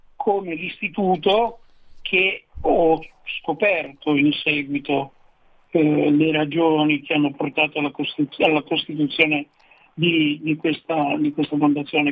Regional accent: Turin, Piedmont, Italy; Io sono di Torino

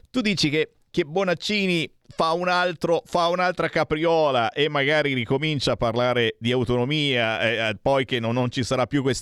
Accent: Tuscany, Italy; Oggi purtroppo da toscano spero invece senti qua, di rimanere attaccato a Roma, dove almeno c'è un governo di centrodestra e non lo strapotere PD come da noi.

